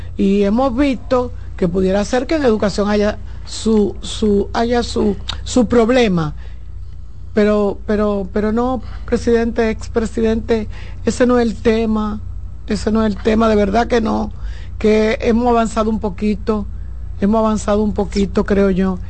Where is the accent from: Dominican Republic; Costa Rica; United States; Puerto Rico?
Dominican Republic; Santo Domingo, Distrito Nacional; yo soy del Ensanche Luperón